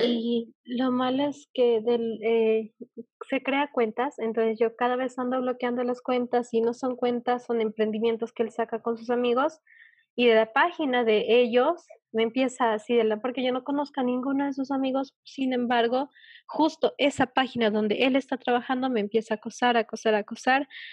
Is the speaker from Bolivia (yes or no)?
yes; Bolivia; yo eh, de Bolivia